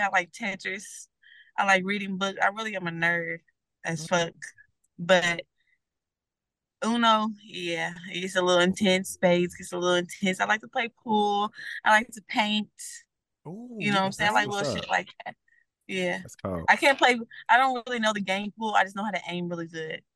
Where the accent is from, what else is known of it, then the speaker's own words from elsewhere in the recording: Indianapolis, Indiana, United States; I grew up around the Ben Davis, Pike, Eagle Creek, Fishback, and Guyan.